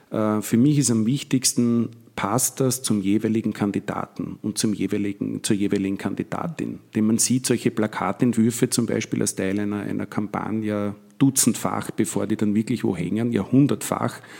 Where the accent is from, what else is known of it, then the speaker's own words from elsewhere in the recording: Vienna, Austria; Ich komme selber aus dem Gemeindebau in Wien, also aus Wien-Donnerstadt, aus einem Flächenbezirk habe sehr viele Freunde in Favoriten und in Simmering, auch in Floridsdorf